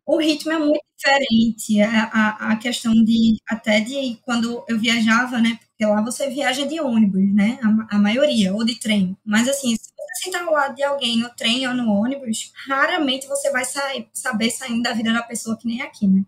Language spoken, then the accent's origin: Portuguese; Recife, Pernambuco, Brazil; Sou de Recife, nascida em Recife, moro em Recife minha vida toda